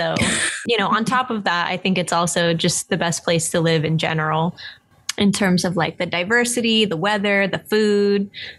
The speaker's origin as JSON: {"language": "English", "town": "Oakland", "region": "California", "country": "United States", "tie": "born or raised there", "said": "born and raised in Oakland. So I'm also a fellow Baydestrian over here."}